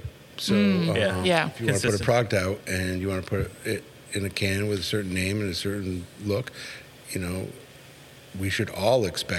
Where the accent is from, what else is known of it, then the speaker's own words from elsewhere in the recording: Canada; moved away; I'm from Canada originally.